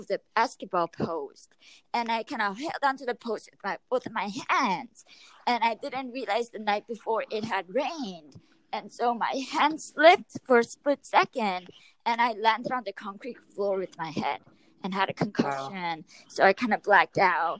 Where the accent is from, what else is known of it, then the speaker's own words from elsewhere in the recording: Yorba Linda, California, United States; I am from Yorba Linda, California